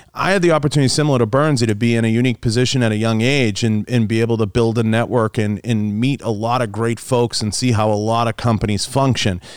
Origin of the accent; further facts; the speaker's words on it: Boston, Massachusetts, United States; moved away; I, I grew up in Boston and, uh, and, and grew up in the city.